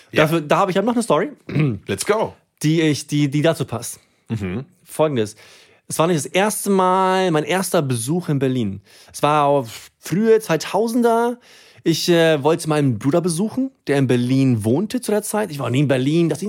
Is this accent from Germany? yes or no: no; Sweden; German is a second language; Also erstens, im Dorf, wo ich aufgewachsen bin, gab es auf keinen Fall Döner.